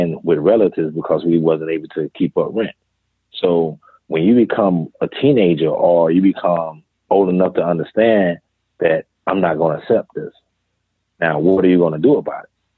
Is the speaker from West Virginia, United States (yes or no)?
no; Greenville, South Carolina, United States; born or raised there